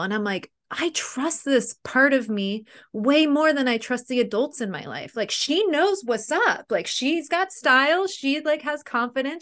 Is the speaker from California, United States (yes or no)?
yes; San Diego, California, United States; I'm actually born and raised in San Diego, too